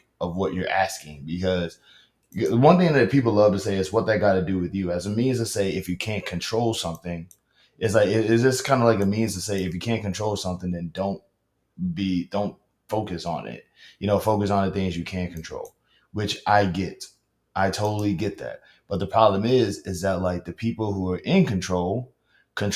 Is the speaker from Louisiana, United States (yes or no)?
yes; Louisiana, United States; I'm from Louisiana.